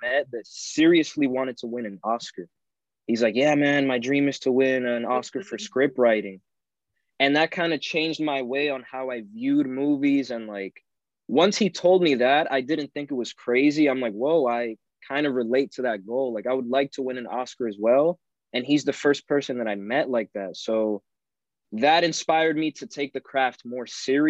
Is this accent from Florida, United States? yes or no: yes; Kissimmee, Florida, United States; also born or lived in New York / Orlando; In Kissimmee, where I'm originally, like that's my hometown basically